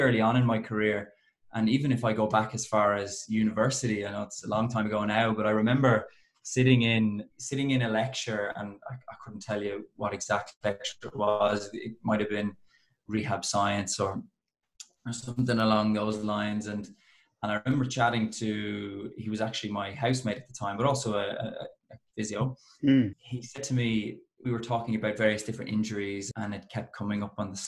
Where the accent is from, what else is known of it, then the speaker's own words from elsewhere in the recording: Ireland; accent: Irish; now in Melbourne, Australia; I am Irish